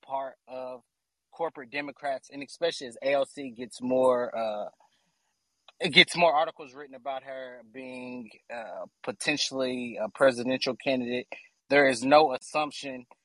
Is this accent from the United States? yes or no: yes; Kentucky, United States; moved away as an adult; now in Chicago, United States; I'm from Kentucky, and I recently moved back to Chicago.